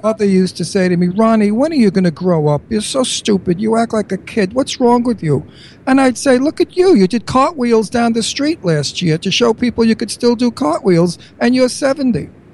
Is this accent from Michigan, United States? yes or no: no; New York, United States; accent: New York; now in Bucks County, United States; my New York accent